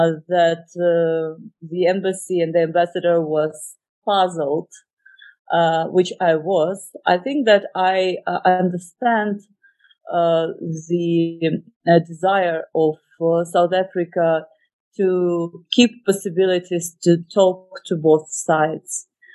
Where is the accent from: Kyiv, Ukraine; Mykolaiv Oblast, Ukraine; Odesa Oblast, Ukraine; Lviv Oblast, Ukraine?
Odesa Oblast, Ukraine; Odesa; I grew up in Odessa. I graduated from the school in Odessa region because my father was a military man.